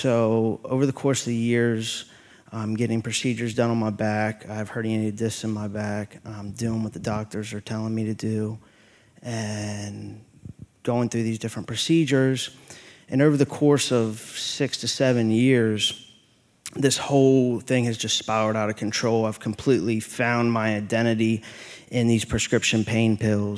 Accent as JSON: {"language": "English", "town": "Chambersburg", "region": "Pennsylvania", "country": "United States", "said": "I'm originally from Chambersburg, Pennsylvania"}